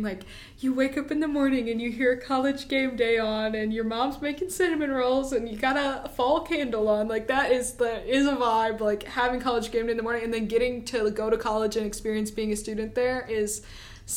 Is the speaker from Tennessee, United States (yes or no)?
yes; Memphis, Tennessee, United States; moved away; I'm from Memphis